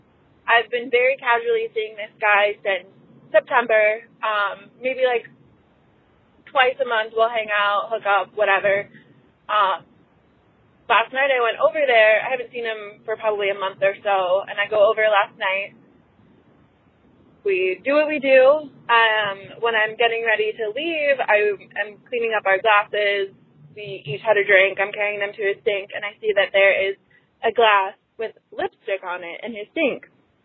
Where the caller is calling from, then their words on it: Chicago, Illinois, United States; I'm 26. I'm calling from Chicago.